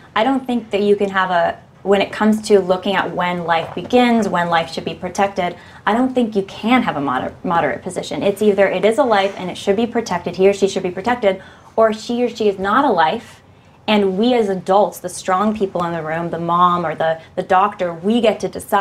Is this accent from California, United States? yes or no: yes; California, United States; also born or lived in Berkeley, California; I'm from California. I live in Berkeley right now